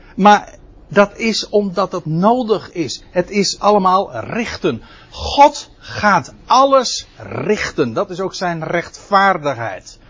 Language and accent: Dutch; Netherlands; als Nederlander